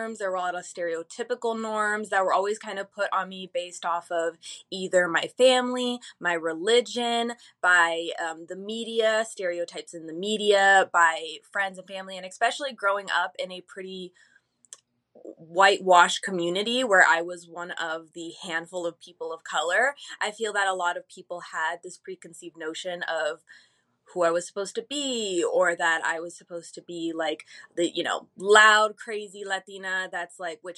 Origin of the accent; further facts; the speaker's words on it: Phoenix, Arizona, United States; also born or lived in Chicago, Illinois; Originally, I was born in Chicago, but I think around when I was like 7 or 8, I'm pretty sure I had my 8th birthday here in Phoenix